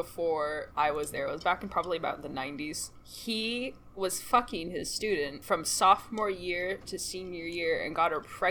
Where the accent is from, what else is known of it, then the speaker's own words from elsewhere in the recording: Southern California, United States; I'm from Southern California. We have a lot of Hispanics in our area